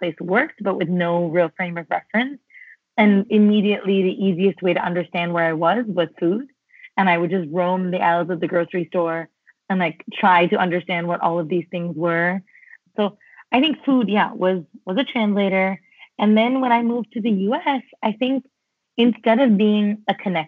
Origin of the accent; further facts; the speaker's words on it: Mumbai, Maharashtra, India; now in United States; I grew up in Mumbai, and I had a largely very charmed Mumbai